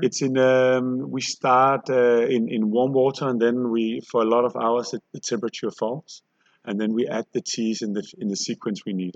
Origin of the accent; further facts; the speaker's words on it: Copenhagen, Capital Region of Denmark, Denmark; we're from Copenhagen. We do sparkling tea